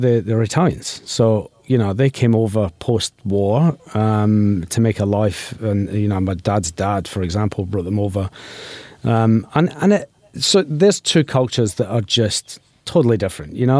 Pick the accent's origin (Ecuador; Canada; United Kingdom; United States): United Kingdom; Glasgow, Scotland; now in Adelaide, Australia; I'm from Glasgow